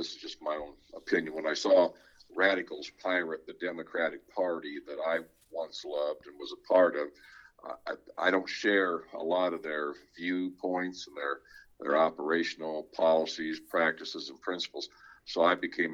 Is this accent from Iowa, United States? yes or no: yes; West Des Moines, Iowa, United States; I grew up in Valley Junction area, West Des Moines, bilingual family.